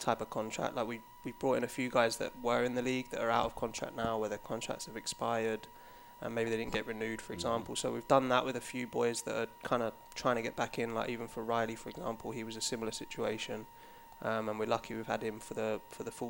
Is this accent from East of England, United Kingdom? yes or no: yes; Watford, East of England, United Kingdom; moved away as an adult; also born or lived in London; now in United States; I was born in Watford, which for when I come to America, I classify it as London, but probably back home, it's not really classified as London.